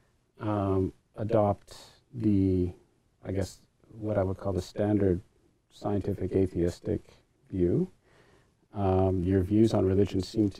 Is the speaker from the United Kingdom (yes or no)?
no; Canada; a Canadian who's still a citizen of the crown